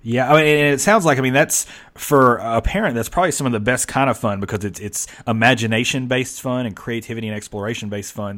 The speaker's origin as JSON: {"language": "English", "region": "the South", "country": "United States", "tie": "born or raised there", "said": "I'm from the South, spent my whole life in the South."}